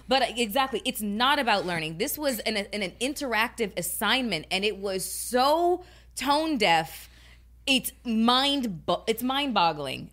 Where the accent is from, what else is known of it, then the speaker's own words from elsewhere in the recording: Canada; moved away; my home country